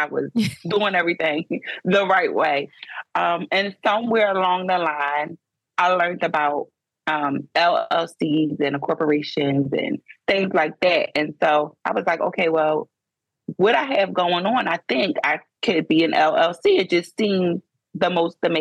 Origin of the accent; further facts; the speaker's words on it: Philadelphia, Pennsylvania, United States; moved away as an adult; I was born and raised in Philadelphia, Pennsylvania. I was there for 30 years, and then I moved to a small town